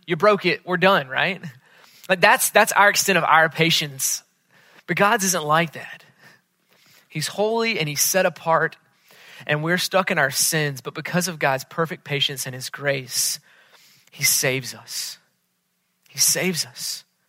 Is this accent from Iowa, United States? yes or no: no; Charlotte, North Carolina, United States; moved away; I was back in Charlotte, which is my hometown.